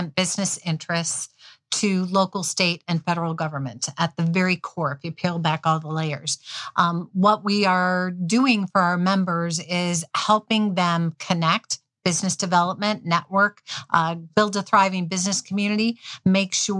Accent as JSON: {"language": "English", "area": "suburbs of Chicago", "region": "Illinois", "country": "United States", "tie": "born or raised there", "also_born_or_lived": "Cartersville, Georgia", "moved": "yes", "lives_now": "Dubuque, United States", "said": "I was not raised here, however, mostly in the suburbs of Chicago"}